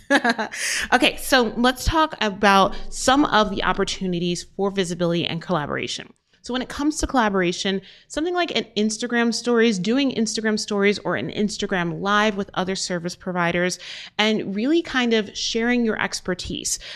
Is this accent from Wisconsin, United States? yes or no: no; Albuquerque, New Mexico, United States; in my hometown, Albuquerque, New Mexico